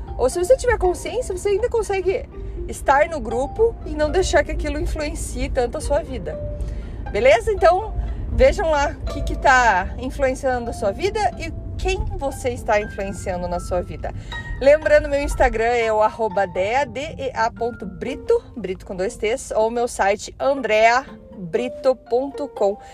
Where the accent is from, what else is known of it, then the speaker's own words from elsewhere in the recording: Curitiba, Paraná, Brazil; moved away as an adult; now in Canada; Eu sou curitibana, leite quente, para quem ainda não percebeu o meu sotaque